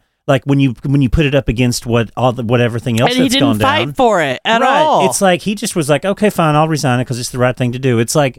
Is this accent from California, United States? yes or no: no; Oklahoma, United States; I'm like from the South and like I'm from Oklahoma.